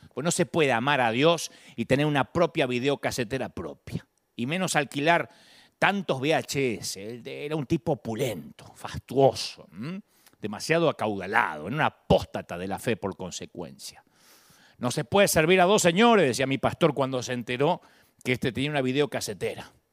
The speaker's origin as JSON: {"language": "Spanish", "town": "Billinghurst", "region": "Buenos Aires Province", "country": "Argentina", "tie": "born or raised there", "moved": "yes", "said": "de Billinghurst, mi barrio natal"}